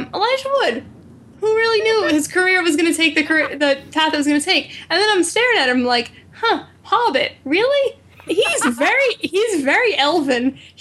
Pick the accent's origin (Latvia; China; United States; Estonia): United States; Rhode Island; moved away; I'm from Rhode Island, and I lived there during that.